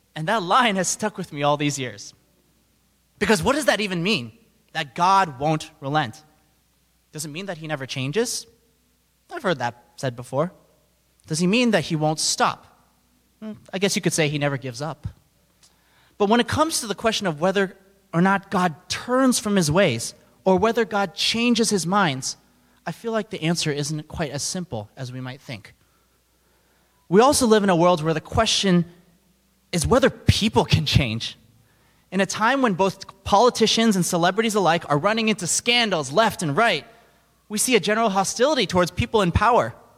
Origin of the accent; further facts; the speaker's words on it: New York City, New York, United States; I'm from New York City, and we're constantly surrounded by people from all different backgrounds, beliefs.